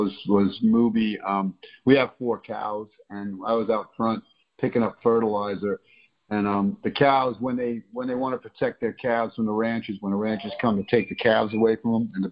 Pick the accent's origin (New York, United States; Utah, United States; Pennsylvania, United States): New York, United States; now in Florida, United States; growing up as in New York where I was raised